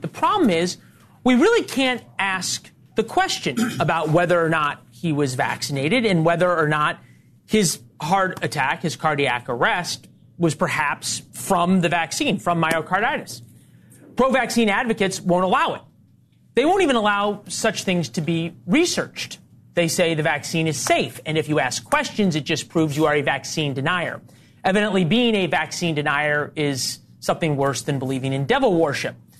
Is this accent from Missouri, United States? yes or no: yes; Missouri, United States; I'm also from Missouri